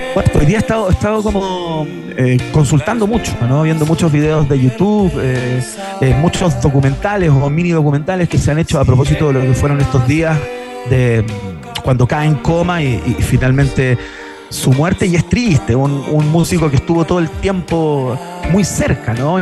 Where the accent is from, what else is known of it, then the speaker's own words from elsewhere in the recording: Chile; como chilenos